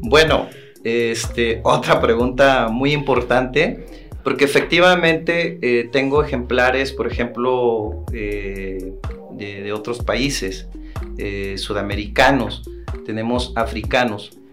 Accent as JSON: {"language": "Spanish", "town": "Santo Domingo Tehuantepec", "region": "Oaxaca", "country": "Mexico", "said": "yo soy de, Tehuantepec"}